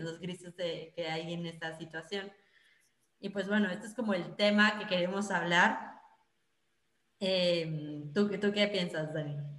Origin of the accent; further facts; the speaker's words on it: Mexico; now in Netherlands; como mexicanos